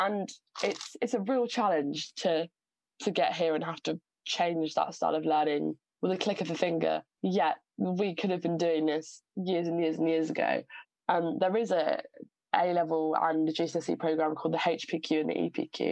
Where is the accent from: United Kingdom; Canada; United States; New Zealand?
United Kingdom; Southampton, South East England; I'm from Southampton. So my, you know, secondary school and sixth form experience was very, very diverse. Southampton's an amazingly diverse area, and I think growing up there has done me a world of good.